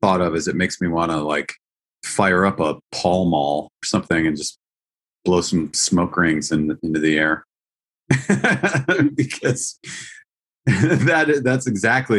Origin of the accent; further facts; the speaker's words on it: Eau Claire, Wisconsin, United States; also born or lived in Milwaukee, Wisconsin; I grew up in Wisconsin.